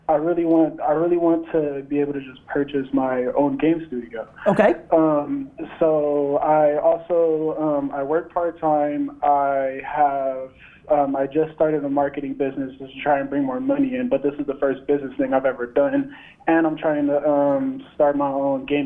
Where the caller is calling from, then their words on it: Los Angeles, California, United States; from uh, Los Angeles, California.